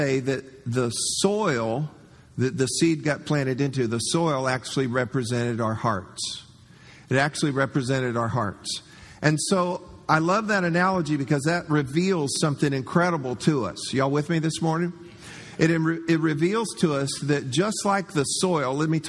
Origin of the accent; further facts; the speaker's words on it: Florida, United States; growing up in Florida